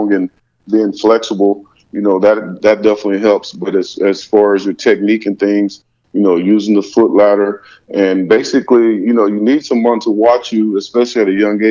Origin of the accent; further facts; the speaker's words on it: the South, United States; growing up in the South